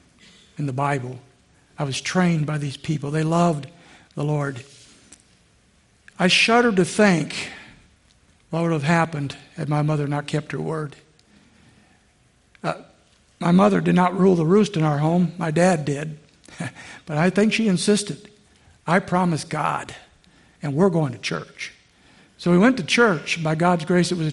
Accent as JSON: {"language": "English", "region": "a little town outside Indianapolis", "country": "United States", "tie": "born or raised there", "said": "a little before I was 5, we moved from Indianapolis to a little town outside"}